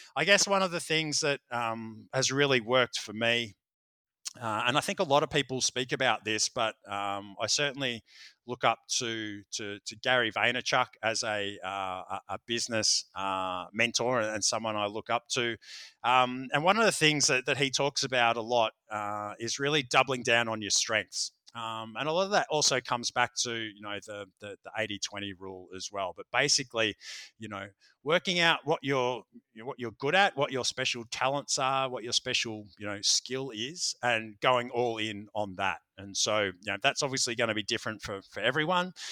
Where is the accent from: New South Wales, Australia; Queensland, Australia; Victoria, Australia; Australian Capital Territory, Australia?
Victoria, Australia; Melbourne; here in, in, in Melbourne, in my hometown